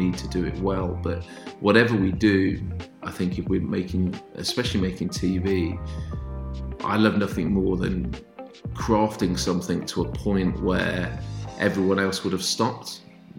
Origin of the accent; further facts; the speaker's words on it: Northampton, East Midlands, United Kingdom; moved away; also born or lived in Manchester; my hometown is Northampton, which is in kind of halfway between Birmingham and London.